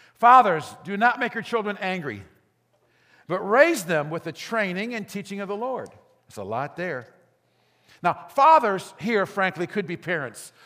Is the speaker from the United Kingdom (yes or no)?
no; Gary, Indiana, United States; I grew up in Gary, in Glen Park.